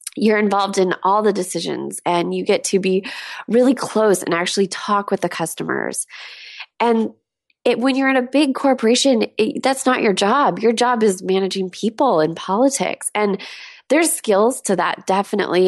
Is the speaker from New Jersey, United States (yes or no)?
no; Southern California, United States; moved away as an adult; also born or lived in San Diego / Los Angeles; now in Seattle, United States; I grew up in Southern California